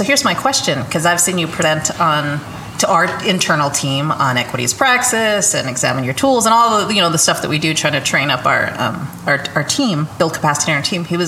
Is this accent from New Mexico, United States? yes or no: yes; New Mexico, United States; moved away; I am a Chicana from New Mexico living in my neighborhood where I grew up. And I've been gone for 20 years